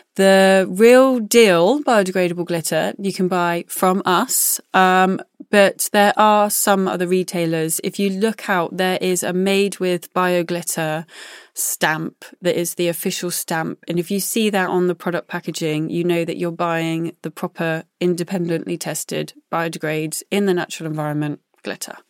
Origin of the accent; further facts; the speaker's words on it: Glastonbury, South West England, United Kingdom; I was born outside Glastonbury, so growing up and going to festivals has always been something that I've done